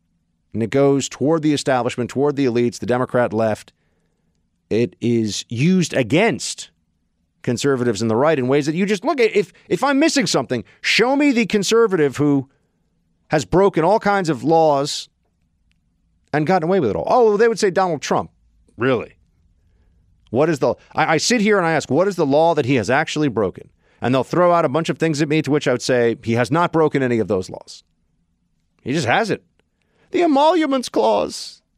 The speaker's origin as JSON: {"language": "English", "country": "Canada", "said": "I got a scratchy voice. I'm from Canada."}